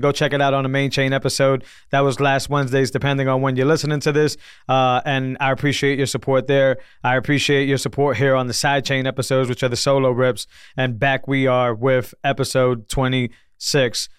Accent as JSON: {"language": "English", "region": "Northeast", "country": "United States", "said": "I'm from the Northeast"}